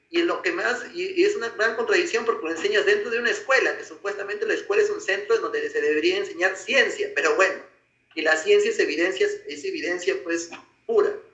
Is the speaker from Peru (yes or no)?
yes; Peru; soy peruano